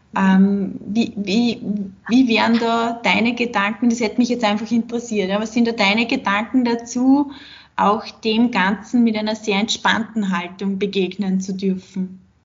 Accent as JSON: {"language": "German", "country": "Austria", "said": "bei uns in Österreich"}